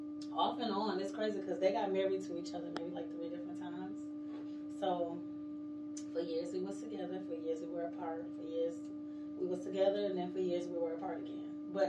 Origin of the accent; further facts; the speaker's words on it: South Carolina, United States; also born or lived in Connecticut / Kansas / Texas / Germany; I was born in Connecticut. I was raised in South Carolina. I like to say I'm from South Carolina because that's kind of where I grew up at.